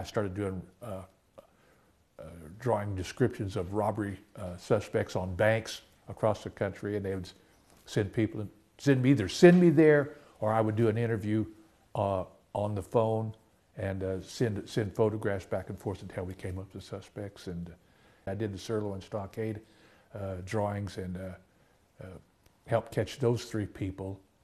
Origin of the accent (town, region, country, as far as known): Oklahoma, United States; born or raised there